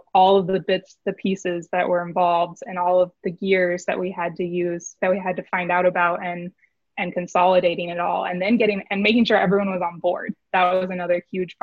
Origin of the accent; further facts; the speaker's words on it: Des Moines, Iowa, United States; moved away as an adult; also born or lived in St. Louis / Chicago; now in Austin, United States; I grew up in Des Moines, Iowa